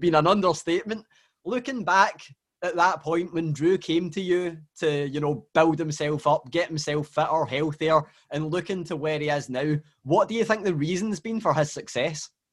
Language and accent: English; Scotland, United Kingdom; I'm from Scotland